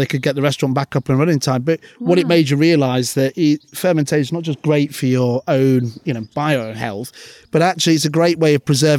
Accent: United Arab Emirates; now in United Kingdom; But growing up in the Middle East, it was very different. We used to live, you know, with UAE nationals.

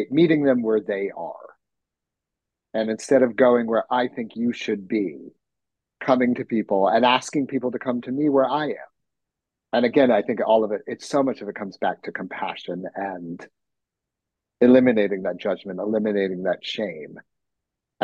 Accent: New York City, New York, United States; as a New Yorker and I was working in theater

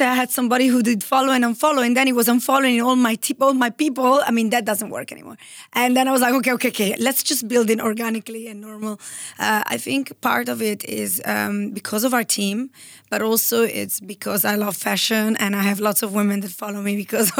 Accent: Italy; So I am 100% Italian. When I was 14 years old, I went to boarding school in Switzerland.

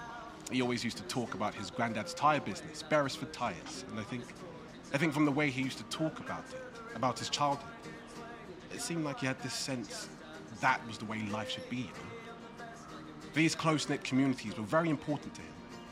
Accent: South East England, United Kingdom; I mean, I grew up in the 90s. My parents were from Nigeria, but growing up in Kent, there wasn't really a space for me to express my hyphenated identity, you know?

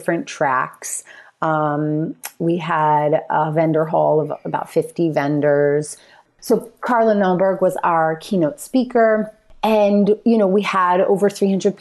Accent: New Jersey, United States; moved away; also born or lived in Philadelphia; a few hours from my family in Philadelphia. We're from North Jersey

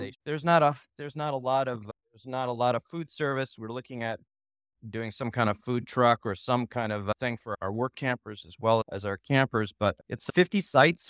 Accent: California, United States; now in Nashville, United States; I'm from California

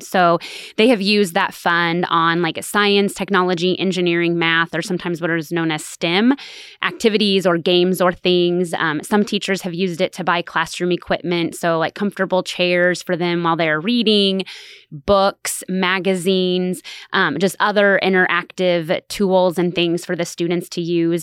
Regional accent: Stafford, Kansas, United States; moved away as an adult; also born or lived in Salina, Kansas; now in Manhattan, Kansas, United States; I'm originally from Stafford, Kansas, which is a really small farming community

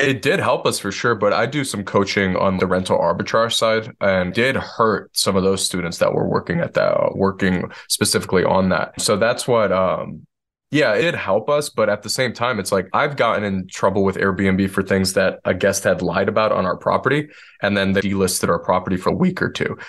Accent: Detroit, Michigan, United States; moved away as an adult; now in Asheville, United States; I'm born and raised in Detroit, Michigan, where everything is flat

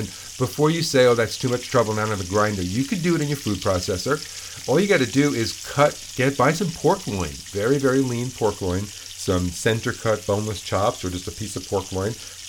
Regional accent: New York City, New York, United States; born or raised there

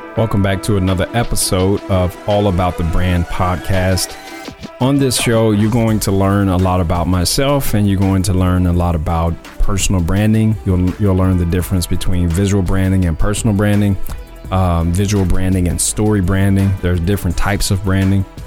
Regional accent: Mississippi, United States; moved away as an adult; also born or lived in Columbus, Mississippi / Tupelo, Mississippi; now in Dallas, United States; I was born in Mississippi. I'm originally from Mississippi, from the Sip. Um, and I was born in Columbus. I moved to Tupelo, Mississippi when I was in middle school.

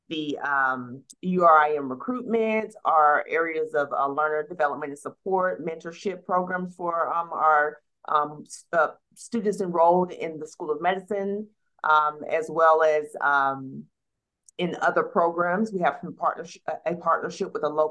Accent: Atlanta, Georgia, United States; I was raised in the city of Atlanta. I graduated from a local high school here in the city of Atlanta

